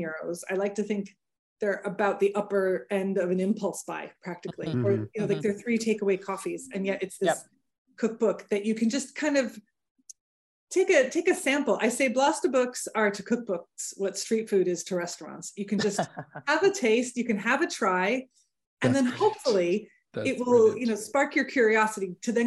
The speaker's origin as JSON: {"language": "English", "country": "United States", "accent": "Big Yank accent", "moved": "as an adult", "lives_now": "County Louth, Ireland", "said": "Big Yank accent"}